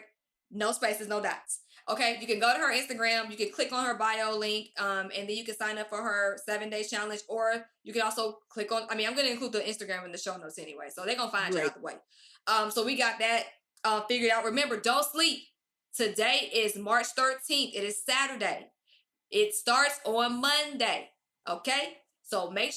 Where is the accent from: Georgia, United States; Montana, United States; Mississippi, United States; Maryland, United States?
Georgia, United States; Stone Mountain; now in Los Angeles, United States; I'm from Stone Mountain. I'm from DeKalb County